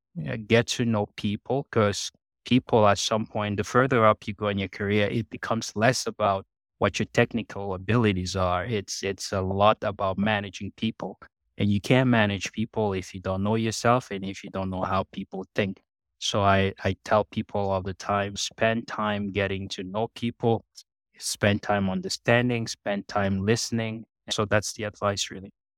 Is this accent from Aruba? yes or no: no; Cameroon; now in Canada; I grew up in Cameroon, in Central Africa